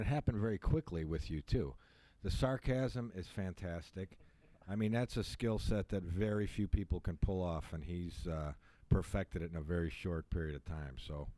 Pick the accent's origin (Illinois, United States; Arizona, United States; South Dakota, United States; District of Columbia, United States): Illinois, United States; Chicago; moved away as an adult; also born or lived in Clearwater, Florida; now in Florida, United States; I'm from Chicago, but I relocated here back in 94, 95.